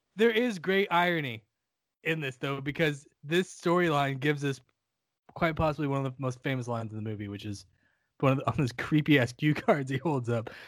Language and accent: English; central Ohio, United States; moved away; also born or lived in North Carolina; I was born and spent the first four hundred years of my life in central Ohio, where winter is a fucking thing